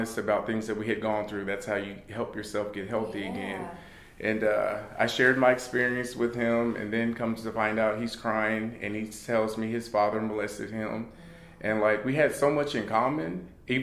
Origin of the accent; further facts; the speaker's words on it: California, United States; We're from California